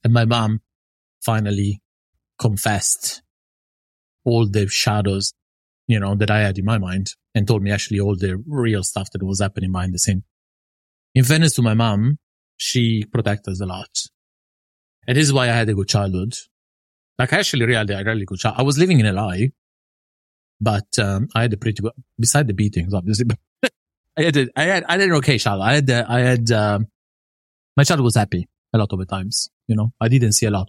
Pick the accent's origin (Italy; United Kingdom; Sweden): Italy; northern Italy; moved away; I was raised in Italy